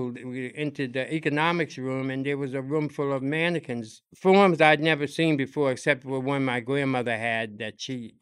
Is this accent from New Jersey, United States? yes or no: yes; Newark, New Jersey, United States; also born or lived in New York; I grew up in Newark, New Jersey